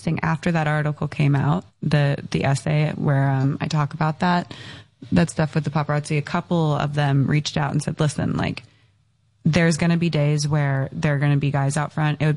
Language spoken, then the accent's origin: English; Encinitas, California, United States; I grew up in Encinitas in San Diego